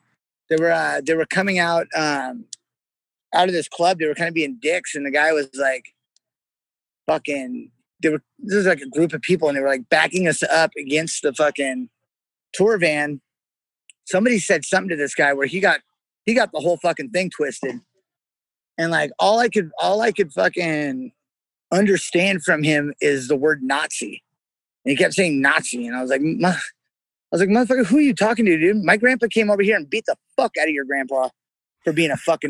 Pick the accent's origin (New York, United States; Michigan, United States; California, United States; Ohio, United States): California, United States; San Jose; I came from fucking San Jose, like in a fucking Mexican neighborhood